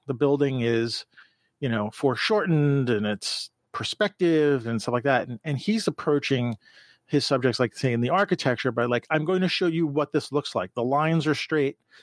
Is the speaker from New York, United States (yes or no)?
yes; New York, United States; I grew up in New York